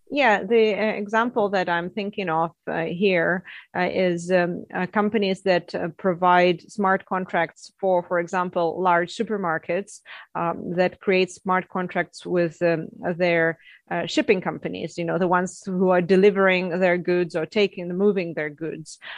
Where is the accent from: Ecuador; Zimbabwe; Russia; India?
Russia; moved away as an adult; also born or lived in Canada / Netherlands; I'm from Russia, uh, where I was educated as a geologist